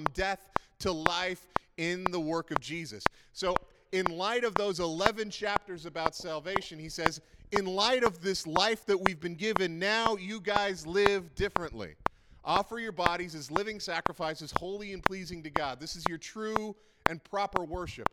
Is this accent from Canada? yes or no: yes; Prince Edward Island, Canada; I grew up in Prince Edward Island, which is like about 40 years behind the rest of the world